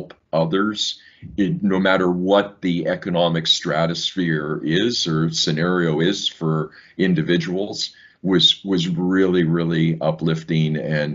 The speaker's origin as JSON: {"language": "English", "town": "Saskatoon", "region": "Saskatchewan", "country": "Canada", "tie": "born or raised there", "also_born_or_lived": "England / Ireland / Australia / Seoul, Korea", "moved": "as an adult", "said": "growing up in Saskatoon, Saskatchewan"}